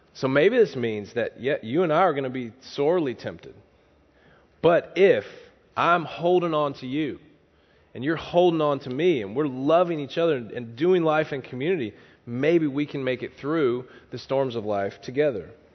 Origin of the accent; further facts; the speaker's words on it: the South, United States; moved away; I'm from the South